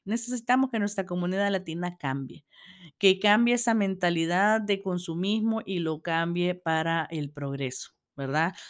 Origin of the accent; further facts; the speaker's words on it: El Salvador; desde mi país, yo soy del Salvador